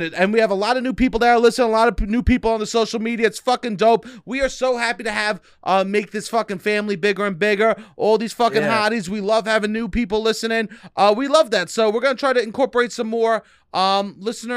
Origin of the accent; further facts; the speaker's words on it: New York, United States; I'm from New York